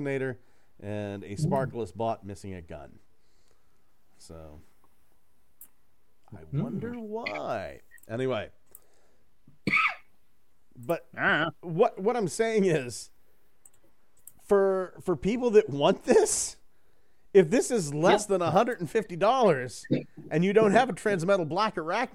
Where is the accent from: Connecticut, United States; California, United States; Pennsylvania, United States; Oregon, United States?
Pennsylvania, United States; Johnstown; my hometown, Johnstown, PA